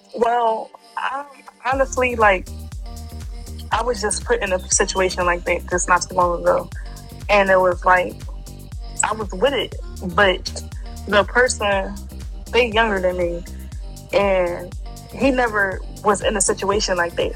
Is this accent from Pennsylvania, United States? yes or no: yes; Philadelphia, Pennsylvania, United States; I'm from Philly, from West.